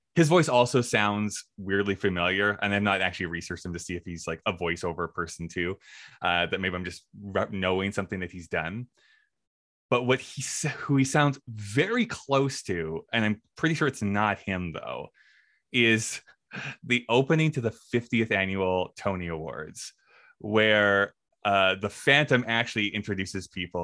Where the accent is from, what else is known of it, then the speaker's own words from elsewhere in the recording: Canada; I am a Canadian and I like to represent it